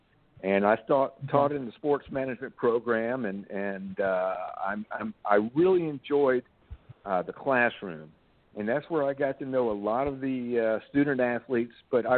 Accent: Charleston, South Carolina, United States; also born or lived in Savannah, Georgia; I'm from Charleston. Yeah, I went to Old St. Andrews High School

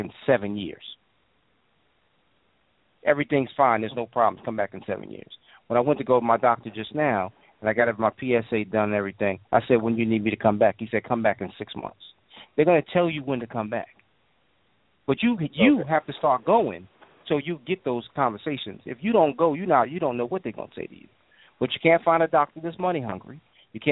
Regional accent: New York, United States; as a child, as an adolescent, I grew up in New York

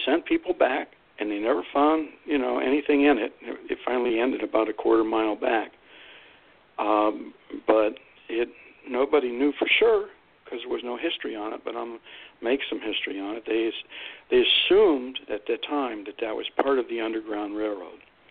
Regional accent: Youngstown, Ohio, United States; my hometown, Youngstown.

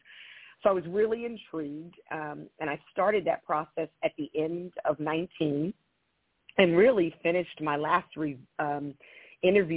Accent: Wilmington, Delaware, United States; moved away as an adult; also born or lived in Philadelphia, Pennsylvania; now in San Diego, United States; I grew up in Wilmington, Delaware.

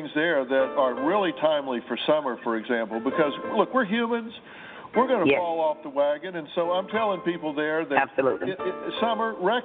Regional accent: the South, United States; I'm from the South, and my mother, she loves you with food

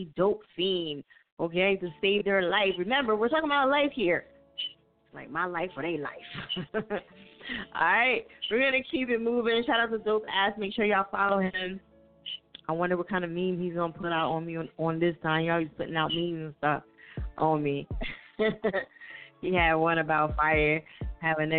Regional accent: New Jersey, United States; now in Philadelphia, United States; I live in Philly, but I'm from Jersey.

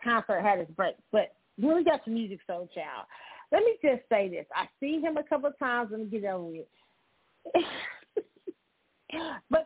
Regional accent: Kansas City, United States; my hometown, Kansas City

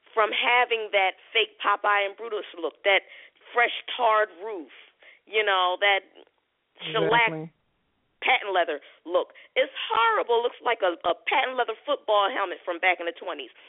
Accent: Philadelphia, Pennsylvania, United States; now in Clayton County, United States; I'm from Philly. So I moved here like 4 years ago.

